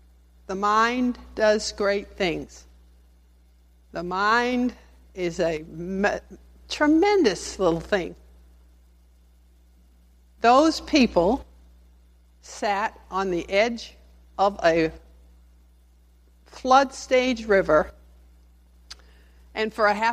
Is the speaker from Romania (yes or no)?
no; Spring, Texas, United States; a little lady from Spring, Texas